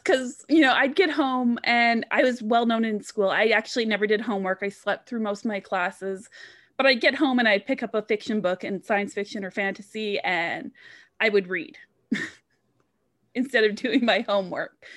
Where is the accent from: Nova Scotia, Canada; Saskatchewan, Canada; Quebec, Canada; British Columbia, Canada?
British Columbia, Canada; Vancouver; I grew up in Vancouver, so I grew up surrounded by the mountains